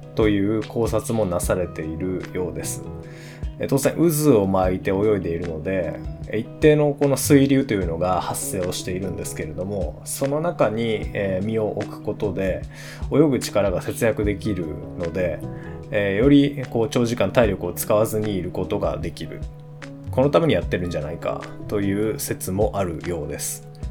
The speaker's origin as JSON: {"language": "Japanese", "region": "San'in", "country": "Japan", "tie": "born or raised there", "said": "地元山陰エリア"}